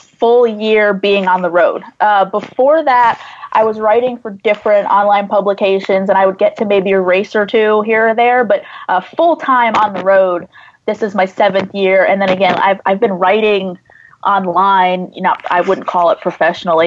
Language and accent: English; New Jersey, United States; I grew up in New Jersey, maybe 30, 40 minutes from what was Englishtown Raceway Park